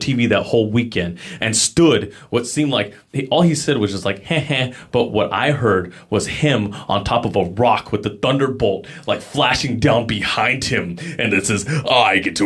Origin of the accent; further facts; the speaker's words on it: San Jose, California, United States; now in Los Banos, United States; I grew up in San Jose